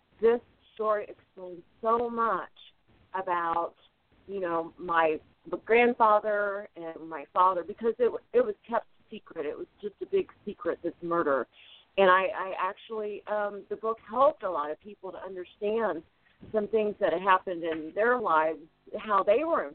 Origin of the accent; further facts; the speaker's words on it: Evansville, Indiana, United States; my hometown that I love.